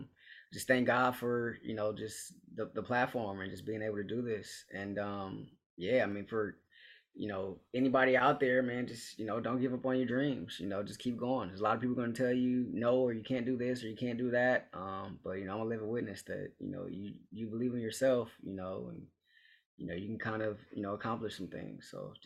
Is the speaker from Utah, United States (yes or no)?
no; Los Angeles, California, United States; to be able to do it here in my hometown.